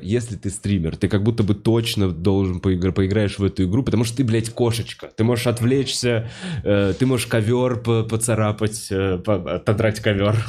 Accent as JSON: {"language": "Russian", "country": "Russia", "also_born_or_lived": "Moscow", "said": "я русский"}